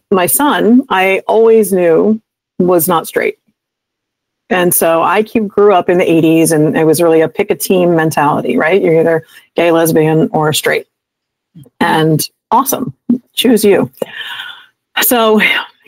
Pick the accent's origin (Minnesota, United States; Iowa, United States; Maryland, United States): Maryland, United States; Montgomery County; also born or lived in Wilmington, Delaware; I moved back to my hometown of Montgomery County, Maryland